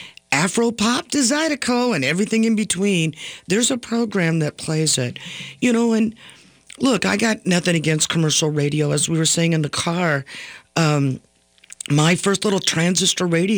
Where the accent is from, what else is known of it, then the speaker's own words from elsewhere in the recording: Dallas, Texas, United States; moved away as an adult; also born or lived in Houston, Texas; now in Minnesota, United States; I was born in Texas, Big D, Dallas, Texas, and was raised there